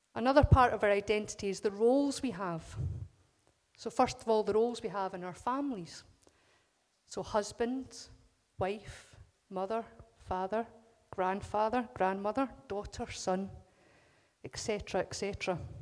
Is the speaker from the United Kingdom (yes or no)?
yes; Scotland, United Kingdom; as us Scots, there's just something that says we're Scottish first.